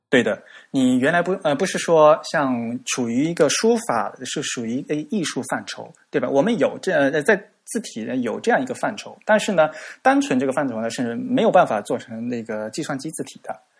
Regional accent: China; 我们中国人的特点

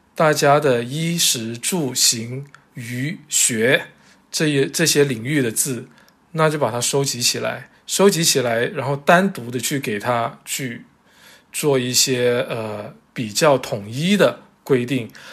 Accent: Zhanjiang, Guangdong, China; 包括我老家湛江

